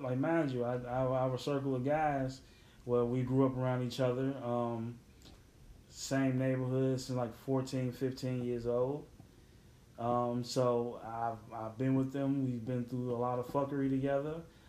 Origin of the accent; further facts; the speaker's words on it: Chicago, Illinois, United States; I'm from Chicago